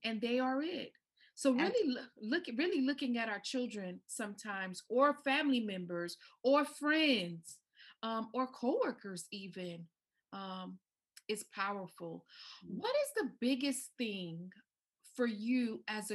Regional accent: United States; My family has a Haitian background. I'm from the islands. I was born and raised in the States

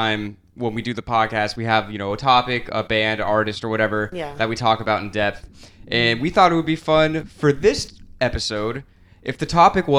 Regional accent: Clearwater, Florida, United States; Clearwater, Florida. Born and raised.

